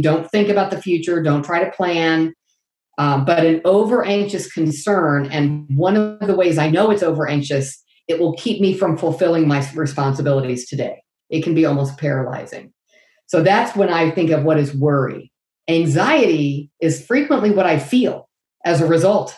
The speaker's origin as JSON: {"language": "English", "town": "Lafayette", "region": "Indiana", "country": "United States", "said": "I am from Lafayette, Indiana, Purdue country"}